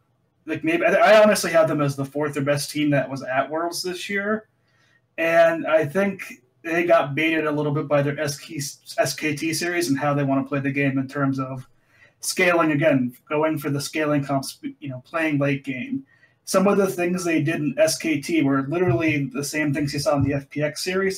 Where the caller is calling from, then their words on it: Boise, Idaho, United States; Good old Boise, Idaho.